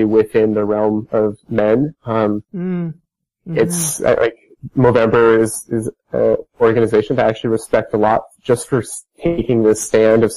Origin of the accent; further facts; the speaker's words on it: Idaho, United States; I'm from Idaho, which I don't, maybe you don't know where Idaho is. it's like a small, mountainous, rather conservative state in the U.S. I think back to growing up